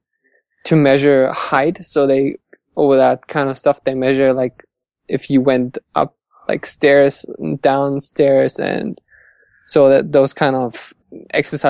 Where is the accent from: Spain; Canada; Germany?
Germany; Hamburg; I'm from Hamburg in Germany, up north